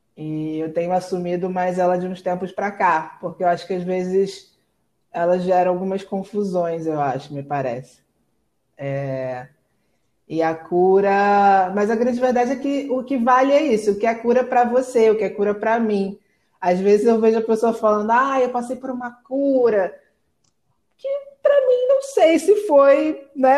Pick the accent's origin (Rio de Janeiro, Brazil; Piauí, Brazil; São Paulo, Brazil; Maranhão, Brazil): Rio de Janeiro, Brazil; estou aqui no Rio de Janeiro, está um calor a beça, nasci, cri, fui criada aqui mesmo